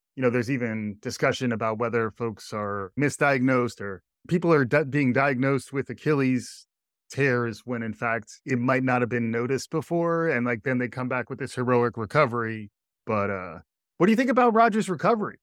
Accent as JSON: {"language": "English", "region": "New York", "country": "United States", "said": "as a New Yorker"}